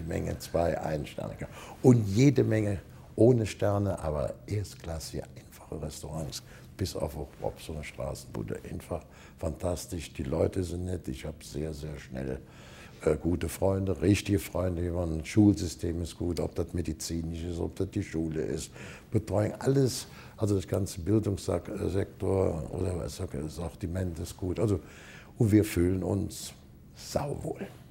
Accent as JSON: {"language": "German", "area": "Cologne area", "region": "North Rhine-Westphalia", "country": "Germany", "tie": "born or raised there", "moved": "as an adult", "lives_now": "Saarland, Germany", "said": "ich bin natürlich Landkölner Edelbauer, bin da geboren, aufgewachsen"}